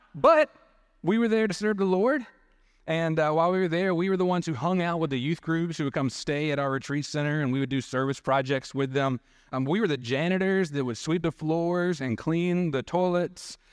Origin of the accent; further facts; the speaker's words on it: Dothan, Alabama, United States; Growing up in Dothan, Panama City was our closest beach to go